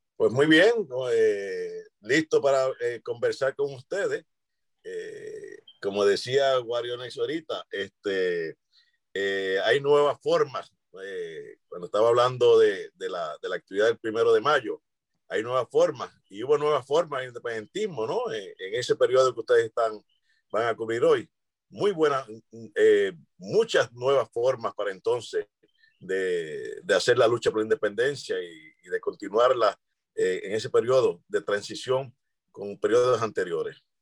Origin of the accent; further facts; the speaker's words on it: Lares, Puerto Rico; en Lares, en mi pueblo